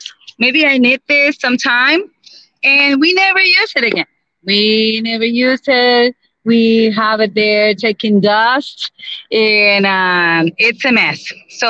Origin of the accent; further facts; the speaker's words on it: Aguadilla, Puerto Rico; This is my hometown, Aguadilla.